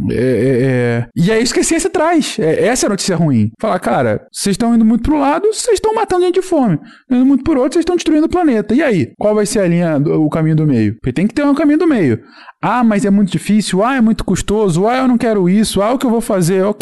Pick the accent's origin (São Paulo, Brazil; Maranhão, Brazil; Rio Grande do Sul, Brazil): São Paulo, Brazil; also born or lived in Rio de Janeiro; Eu sou paulista com X. Eu nasci em São Paulo. Com alguns meses eu fui morar no Rio. Aí eu voltei para São Paulo. Eu morei em São Paulo dos 6 aos 11 anos.